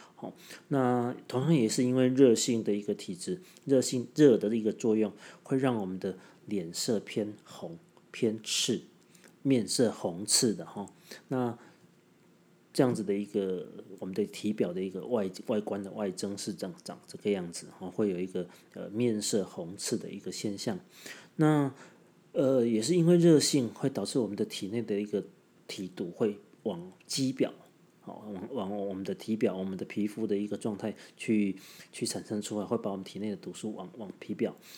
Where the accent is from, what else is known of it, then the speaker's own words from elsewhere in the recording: Tainan, Taiwan; 本豆啊呢，对我们台南人的意思呢，其实就是早餐的时候去吃，呃，自助式，哦，台南式的一个，呃，早餐的一种方式